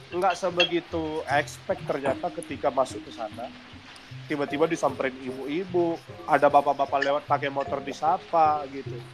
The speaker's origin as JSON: {"language": "Indonesian", "town": "Medan", "region": "North Sumatra", "country": "Indonesia", "tie": "born or raised there", "said": "karena aku ngerasa dulu yang selama aku bertemu lahir dan berkembang di Sumatera itu maksudnya di Medan isinya kan kepahitan semua"}